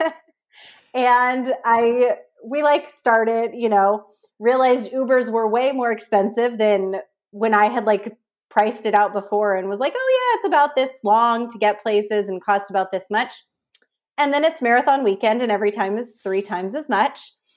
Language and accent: English; San Francisco Bay Area, California, United States; moved away as an adult; now in San Diego, United States; I'm from the San Francisco Bay Area